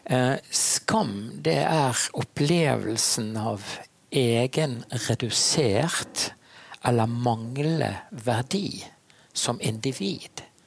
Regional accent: Bergen, Vestland, Norway; Jeg er en bergenser

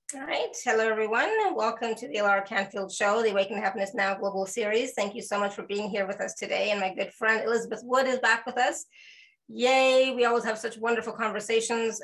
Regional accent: Canada; I'm Canadian

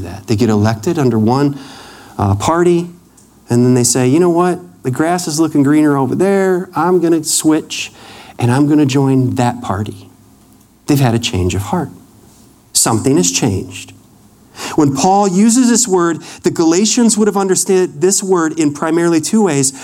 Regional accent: Wisconsin, United States; moved away; I grew up in Wisconsin. When we moved to Wisconsin in 1980

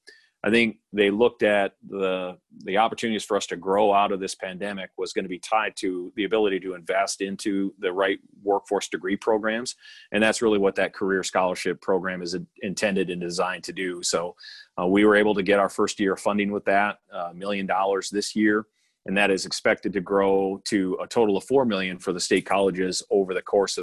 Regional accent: Pierre, South Dakota, United States; moved away as an adult; also born or lived in Stanley County, South Dakota / Iowa; now in Nebraska, United States; my hometown of Pierre, South Dakota

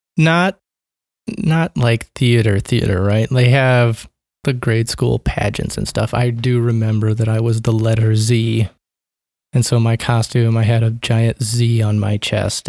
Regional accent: Omaha, Nebraska, United States; Born and raised here in Omaha, Nebraska

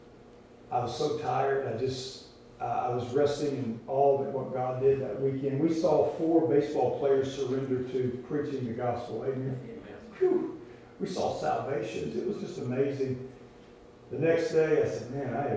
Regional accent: Louisiana, United States; I grew up in Louisiana

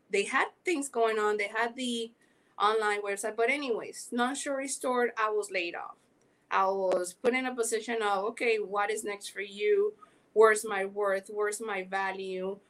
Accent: Panama; accent: Caribbean; also born or lived in Miami, United States; now in Los Angeles, United States; I am originally from Panama. Yes, that's why I have this accent going on, Caribbean.

